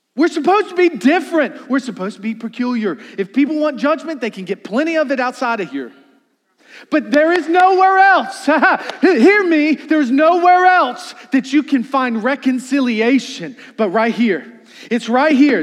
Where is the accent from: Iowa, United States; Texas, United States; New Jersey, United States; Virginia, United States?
Virginia, United States; Charles City County; growing up in Charles City County, I only had a double wide